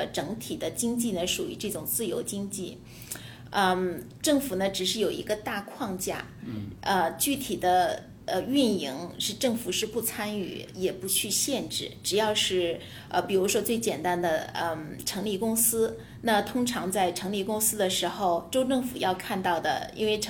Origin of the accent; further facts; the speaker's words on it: China; now in United States; 但是对呃我们从中国过来的，可能就觉得呃非常去难以理解。